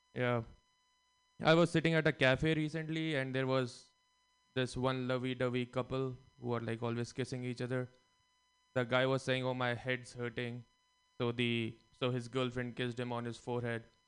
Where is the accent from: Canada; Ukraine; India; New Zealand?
India; moved away as an adult; now in United States; growing up in India, we were taught to always think about karma